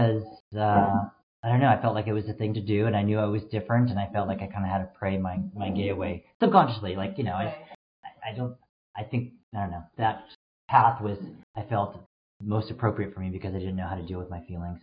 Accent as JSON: {"language": "English", "town": "Mountain View", "region": "California", "country": "United States", "tie": "born or raised there", "said": "I grew up in the Bay Area. I grew up in Mountain View, where Shoreline Amphitheater is located"}